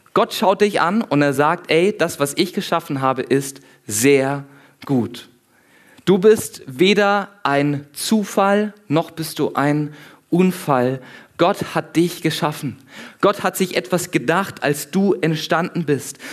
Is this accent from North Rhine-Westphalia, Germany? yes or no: no; near the Black Forest, Baden-Württemberg, Germany; ich komme unten aus dem Süden, in der Nähe vom Schwarzwald.